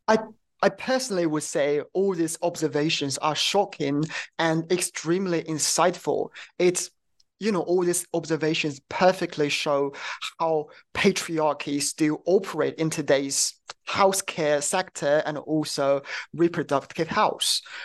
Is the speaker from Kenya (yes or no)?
no; China; I'm from China